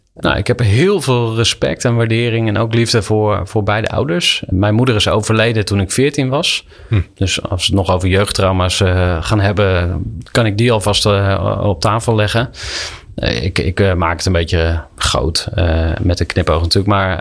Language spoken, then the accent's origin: Dutch; Kampen, Overijssel, Netherlands; moved away as an adult; Ik ben opgegroeid in Kampen te eh, zeer christelijke kampen.